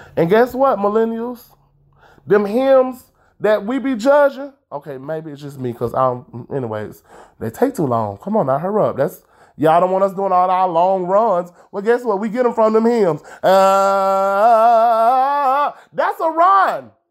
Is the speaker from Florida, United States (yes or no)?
yes; Tallahassee, Florida, United States; I am broadcasting live all the way from Tallahassee, Florida.